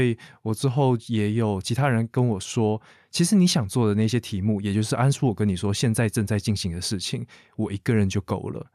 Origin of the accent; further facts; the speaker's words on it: Shuangbei, Taipei–New Taipei area, Taiwan; 身为一个双北人